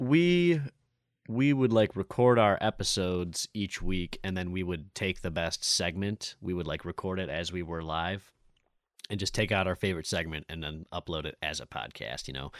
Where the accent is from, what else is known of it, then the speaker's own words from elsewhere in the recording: Lake Orion, Michigan, United States; now in Royal Oak, United States; Paint Creek Trail runs through Lake Orion also, which is, like, my hometown